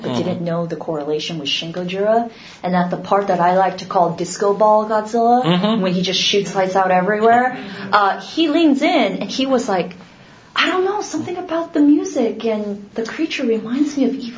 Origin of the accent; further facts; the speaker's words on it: United States; as an American